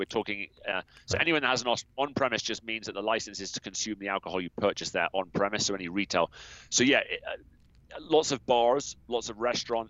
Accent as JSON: {"language": "English", "region": "South West England", "country": "United Kingdom", "accent": "US-influenced English", "lives_now": "United States", "said": "I'm originally from the southwest of England. I'm regularly mistaken for an Aussie because of the US effect on my accent. But yeah, I'm from a county called Somerset."}